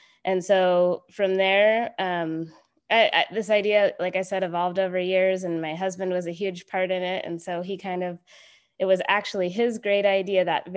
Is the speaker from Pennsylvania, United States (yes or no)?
no; Anchorage, Alaska, United States; I was born and raised here in Anchorage, Alaska.